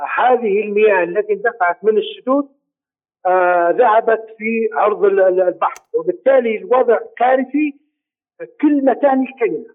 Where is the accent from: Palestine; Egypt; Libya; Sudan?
Libya; نحن كليبيين